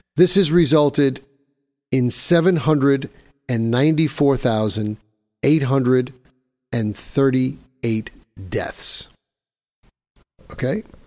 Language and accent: English; New York City, New York, United States; here in my hometown of New York City